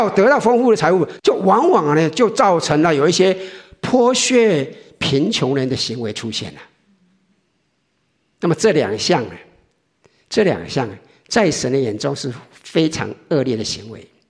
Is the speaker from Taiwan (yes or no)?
yes; Taiwan; 我们我想，我们从台湾来的很多人都知道，我们在台湾拜拜是什么？